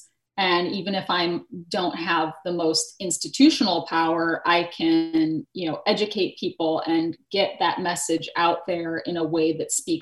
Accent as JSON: {"language": "English", "region": "Minnesota", "country": "United States", "tie": "born or raised there", "also_born_or_lived": "North Carolina", "moved": "as an adult", "said": "growing up in Minnesota"}